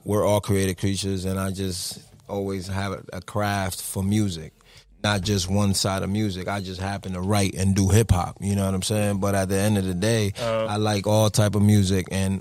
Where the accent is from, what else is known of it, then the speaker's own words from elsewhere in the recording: Hartford, Connecticut, United States; also born or lived in Puerto Rico; now in Miami, United States; I was born in Puerto Rico, but I grew up in Hartford